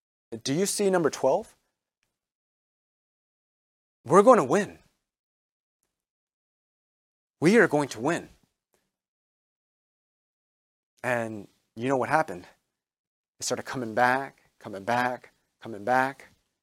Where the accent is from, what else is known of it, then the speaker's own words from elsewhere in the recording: District of Columbia, United States; I'm from the Washington area.